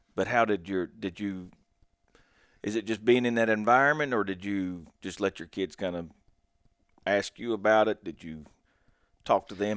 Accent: Logan, West Virginia, United States; I grew up in Southern West Virginia down in Logan, and I live about an hour and twenty minutes north of there now.

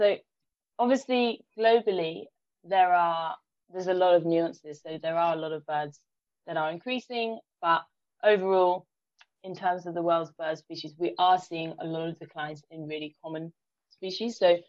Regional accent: London, United Kingdom; I'm from London

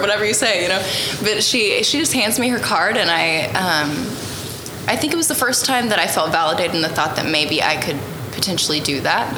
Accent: Snyder, Oklahoma, United States; now in Tonkawa, United States; I grew up in Snyder, Oklahoma

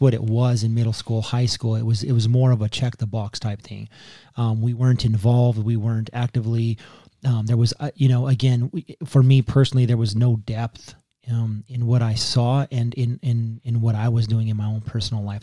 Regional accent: Pueblo, Colorado, United States; moved away as an adult; also born or lived in San Diego; I was raised on the Lower East Side of Pueblo

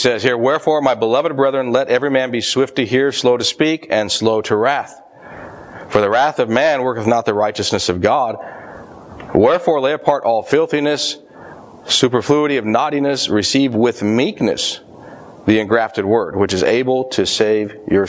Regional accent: Colorado, United States; moved away; I grew up in Colorado

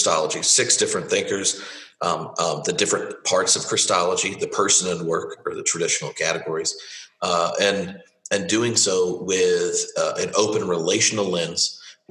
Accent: the South, United States; moved away as an adult; now in Edinburgh, United Kingdom; as a rural Baptist growing up in the South

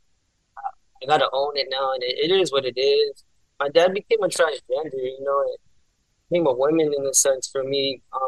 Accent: San Bernardino, California, United States; also born or lived in Anaheim; Born and raised in San Bernardino, man, all my life

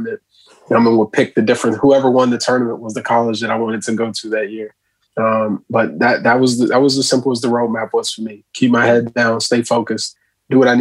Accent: United States; as a young Black man growing up in America

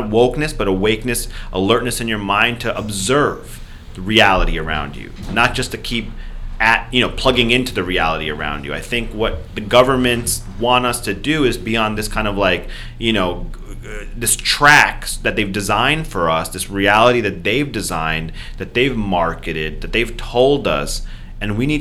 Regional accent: New York, United States; now in California, United States; I'm from New York

